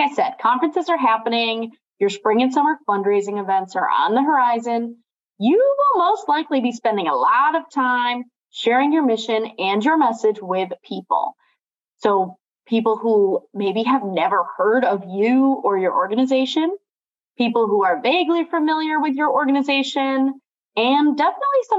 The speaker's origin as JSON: {"language": "English", "town": "Watertown", "region": "New York", "country": "United States", "tie": "born or raised there", "also_born_or_lived": "Canton / Erie", "moved": "yes", "lives_now": "Rochester, United States", "said": "growing up in Watertown, then living in places like Canton and Erie and now Rochester"}